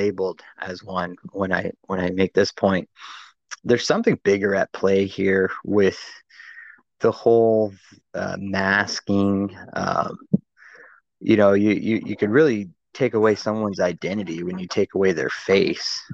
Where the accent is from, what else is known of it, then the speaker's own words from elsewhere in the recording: United States; moved away; I'm from the States